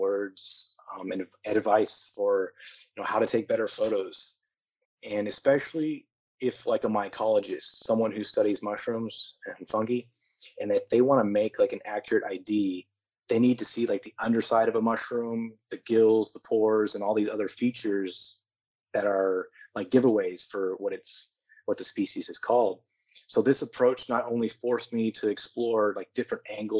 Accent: Houston, Texas, United States; moved away as an adult; also born or lived in New Zealand / Europe; now in Thailand; I was born and raised in Houston, Texas

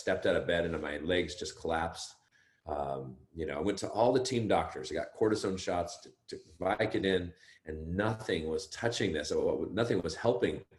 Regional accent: Los Gatos, California, United States; also born or lived in Berkeley, California; now in Santa Cruz, United States; I grew up in Northern California. I grew up in Los Gatos

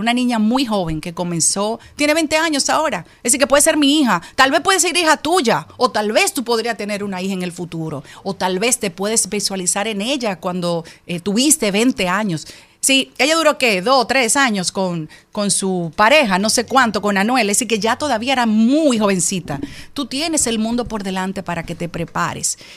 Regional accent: Dominican Republic; una dominicana como tú

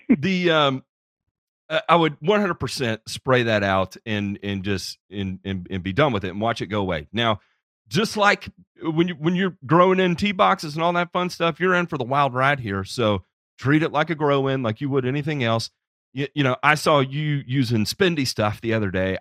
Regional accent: Memphis, Tennessee, United States; in Memphis, Tennessee, which is actually my hometown, and uh, I was born and raised there

